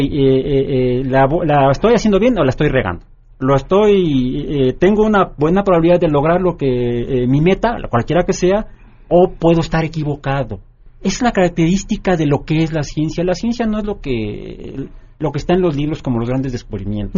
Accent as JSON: {"language": "Spanish", "country": "Mexico", "said": "en México, desafortunadamente, vivimos en un mundo mágico."}